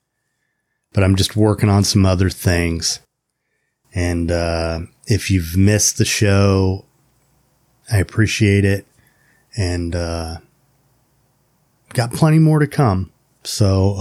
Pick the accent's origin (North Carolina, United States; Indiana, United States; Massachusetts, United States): Indiana, United States; moved away as an adult; I grew up in Indiana and, moved back about a year ago